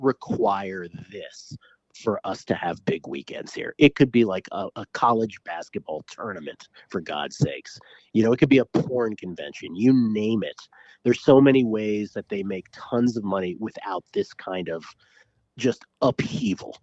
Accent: Washington, District of Columbia, United States; moved away as an adult; also born or lived in San Francisco; now in Las Vegas, United States; I grew up in Washington, D C. I've lived most of my adult life in San Francisco

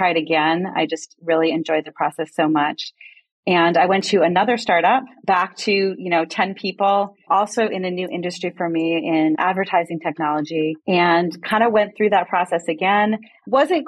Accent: New England, United States; moved away as an adult; now in Bay Area, United States; I grew up in New England and made my way out to California in my early 20s

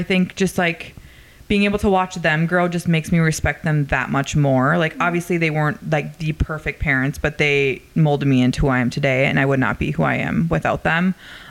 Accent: Fargo, North Dakota, United States; I'm from North Dakota.

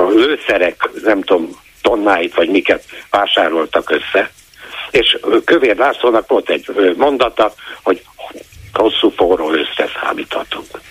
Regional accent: Transylvania, Romania; now in Hungary; Én erdélyi vagyok hazajárok rendszeresen

